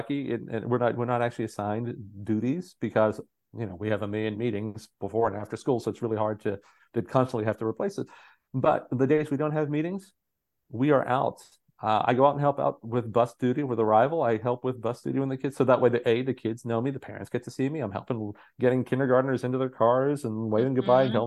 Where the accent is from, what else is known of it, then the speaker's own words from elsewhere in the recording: Southwestern Pennsylvania, United States; I grew up in Southwestern PA.